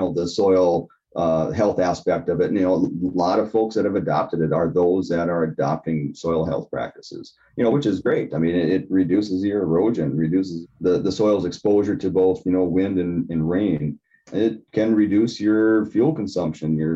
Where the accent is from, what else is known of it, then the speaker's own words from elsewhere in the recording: Granite Falls, Minnesota, United States; I grew up right here in Granite Falls.